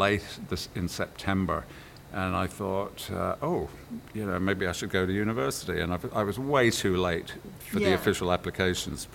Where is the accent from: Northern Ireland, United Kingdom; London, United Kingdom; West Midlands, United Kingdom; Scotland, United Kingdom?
West Midlands, United Kingdom; Birmingham; also born or lived in Coventry, England; we moved to Birmingham, and that's where I really grew up